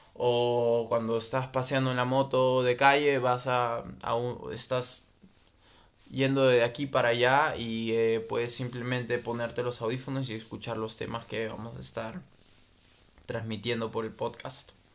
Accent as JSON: {"language": "Spanish", "region": "Lima", "country": "Peru", "said": "Soy de Lima y tengo 29 años."}